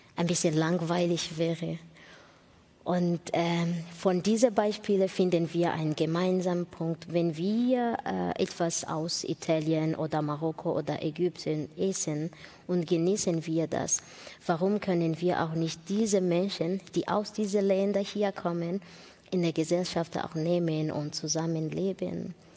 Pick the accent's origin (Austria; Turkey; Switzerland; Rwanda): Rwanda; German is a second language; also born or lived in Burundi; now in Germany; Ich bin in Ruanda geboren